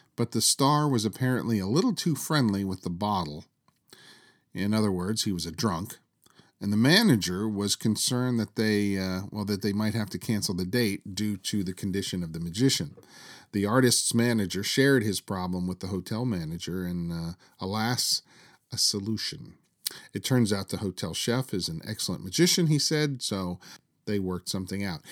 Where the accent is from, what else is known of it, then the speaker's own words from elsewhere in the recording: Washington, District of Columbia, United States; I am from Washington, D.C.